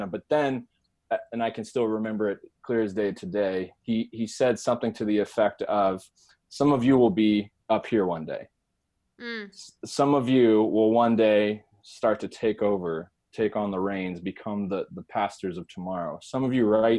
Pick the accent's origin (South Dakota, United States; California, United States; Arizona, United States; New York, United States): Arizona, United States; the actual campground for the entire state of Arizona was in my hometown